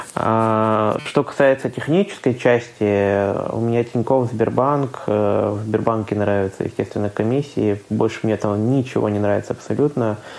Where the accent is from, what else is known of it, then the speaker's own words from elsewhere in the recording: Khanty-Mansi Autonomous Okrug, Russia; now in Saint Petersburg, Russia; я сам родом из Ханты-Мансийского автономного округа